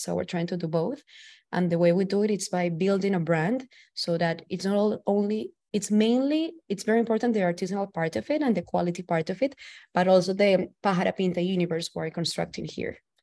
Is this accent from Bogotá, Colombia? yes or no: no; Valledupar, Cesar, Colombia; now in New York City, United States; I'm from the northern coast of Colombia, from a small town called Valledupar. I'm currently living in New York City.